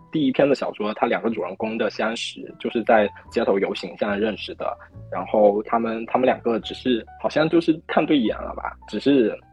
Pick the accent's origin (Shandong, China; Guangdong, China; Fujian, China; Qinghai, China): Fujian, China; accent: Fujian; moved away as an adult; also born or lived in Shenyang; 我是福建的